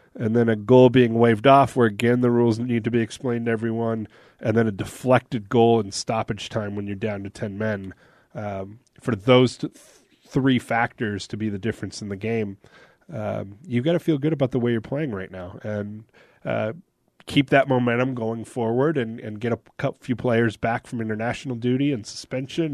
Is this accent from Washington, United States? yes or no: yes; Seattle, Washington, United States; moved away as an adult; now in Salt Lake City, United States; Seattle, which is my hometown